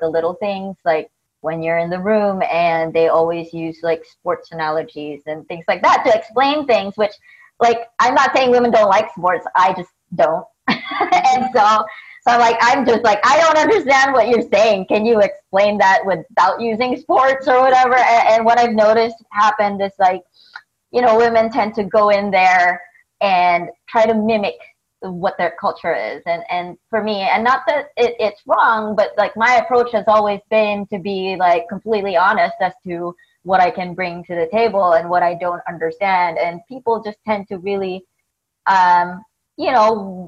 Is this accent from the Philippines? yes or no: yes; Philippines; moved away as an adult; now in United States; I grew up in the Philippines